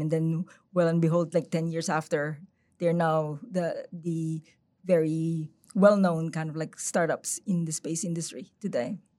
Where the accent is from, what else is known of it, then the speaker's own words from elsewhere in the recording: Philippines; moved away; I'm originally from the Philippines. I lived there for maybe, like, a third of, of my life